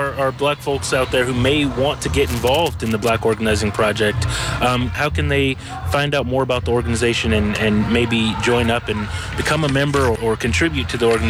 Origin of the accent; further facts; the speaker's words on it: Oakland, California, United States; growing up in Oakland myself